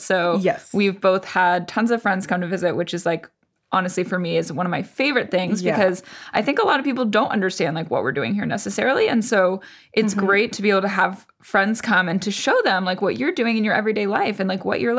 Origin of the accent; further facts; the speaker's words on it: Boston, Massachusetts, United States; moved away as an adult; now in Paris, France; As someone from Boston, it was not that cold.